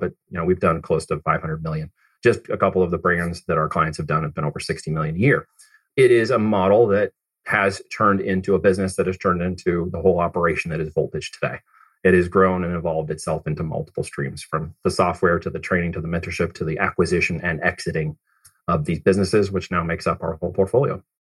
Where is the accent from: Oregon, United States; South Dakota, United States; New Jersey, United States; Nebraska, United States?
Oregon, United States; also born or lived in Missouri; I actually came from Missouri, uh, but I ended up in Oregon and grew up there